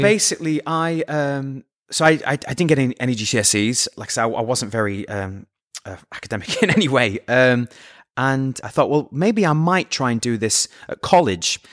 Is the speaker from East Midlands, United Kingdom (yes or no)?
no; Scunthorpe, Yorkshire and the Humber, United Kingdom; moved away; I'm from Scunthorpe